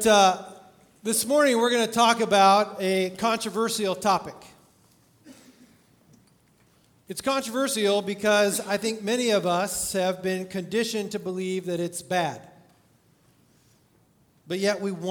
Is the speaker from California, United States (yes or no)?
yes; California, United States; I grew up in California going to Disneyland